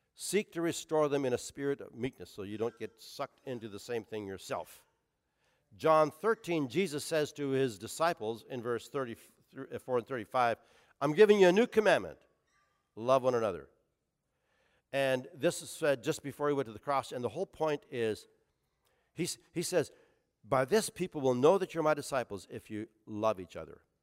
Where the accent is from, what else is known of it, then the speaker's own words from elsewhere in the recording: Canada; now in Portsmouth, United States; as a Canadian hockey player